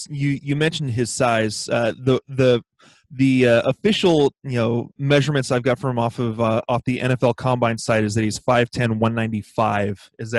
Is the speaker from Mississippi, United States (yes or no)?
no; Seattle, Washington, United States; a guy, from my hometown team, the Seahawks, is Russell Wilson.